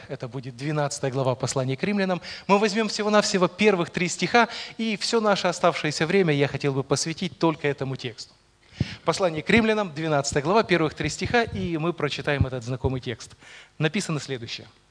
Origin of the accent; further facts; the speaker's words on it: Rivne Oblast, Ukraine; moved away as an adult; now in Poltava, Ukraine; родился, вырос я в совершенно другом конце Украины, родом я из Ровенской области